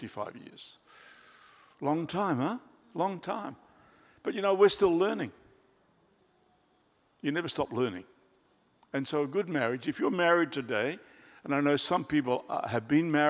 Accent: Australia; now in Christchurch, New Zealand; I'm an Australian by birth

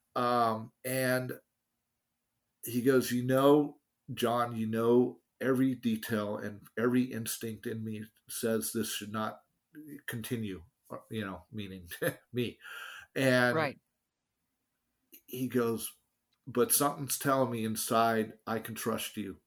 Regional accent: San Francisco, California, United States; I grew up in San Francisco

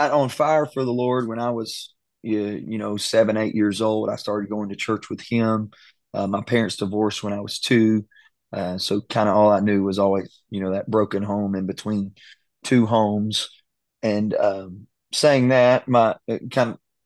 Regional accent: Silsbee, Texas, United States; I grew up in Silsby, Texas. This is Southeast Texas

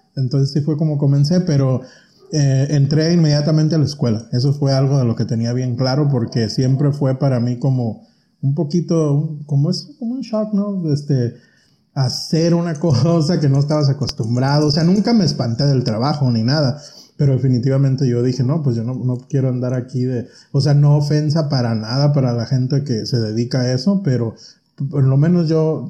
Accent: Pinzándaro, Michoacán, Mexico; moved away as an adult; also born or lived in Los Angeles, California, United States; now in United States; yo nací aquí y me llevaron a México cuando tenía cuatro años. Y ya no regreso hasta los 20

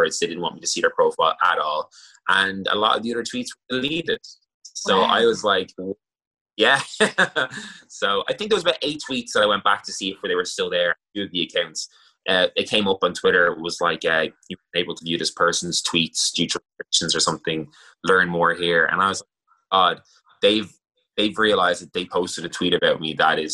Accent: Ireland; It's part of our culture as Irish people

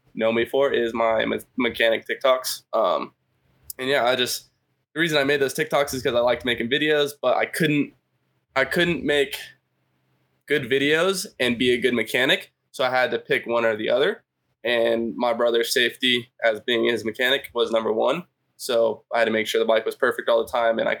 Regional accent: California, United States; also born or lived in Idaho; Born in Idaho, lived there until like third grade. My dad's job moved us out to California.

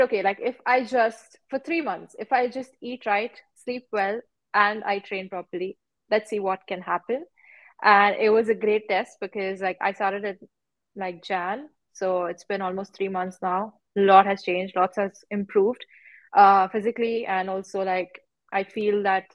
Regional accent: Mumbai, Maharashtra, India; moved away as an adult; now in Dubai, United Arab Emirates; I'm from Mumbai. So I've grown up there, all my schooling and everything was done there

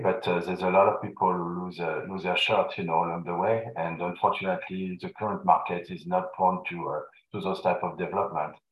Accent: Paris, Île-de-France, France; accent: French; English is a second language; moved away as an adult; also born or lived in Vancouver / Montreal; now in Canada; born and raised in Paris, and uh, moved to Canada 22 years ago

